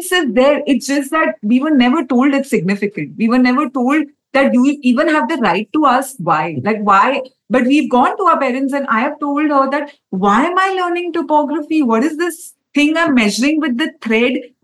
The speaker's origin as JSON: {"language": "English", "town": "Kolkata", "region": "West Bengal", "country": "India", "said": "I come from Calcutta"}